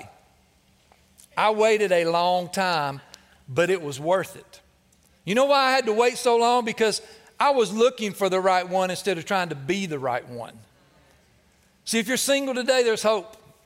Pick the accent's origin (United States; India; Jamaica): United States; Cleveland, Tennessee; growing up in the Vatican City, Cleveland, Tennessee